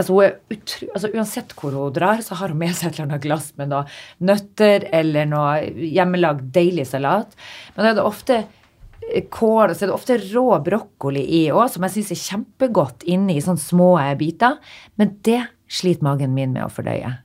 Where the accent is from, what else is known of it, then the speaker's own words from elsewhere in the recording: Northern Norway, Norway; Jeg er fra Nord-Norge.